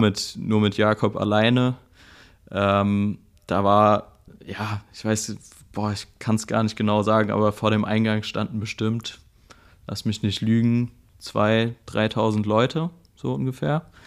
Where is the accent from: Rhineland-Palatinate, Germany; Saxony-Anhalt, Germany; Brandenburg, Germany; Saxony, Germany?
Rhineland-Palatinate, Germany; Mainz; Ich komme aus Mainz.